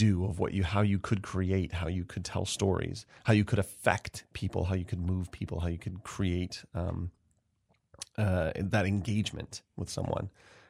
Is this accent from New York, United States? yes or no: yes; Rochester, New York, United States; also born or lived in Atlanta; So I'm originally from Rochester. I've been back here 11 years now. I was away for about 11 years in New York City and Atlanta and in grad school